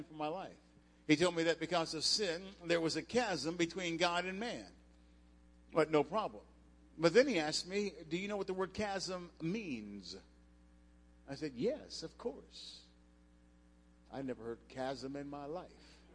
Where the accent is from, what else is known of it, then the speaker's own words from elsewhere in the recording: Cincinnati, Ohio, United States; moved away as an adult; also born or lived in Las Cruces, New Mexico; I grew up in Cincinnati, and I was at New Mexico State in college on a scholarship.